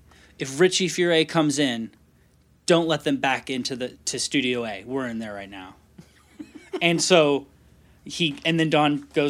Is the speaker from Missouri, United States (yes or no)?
no; San Diego, California, United States; moved away as an adult; now in Nashville, United States; I'm from San Diego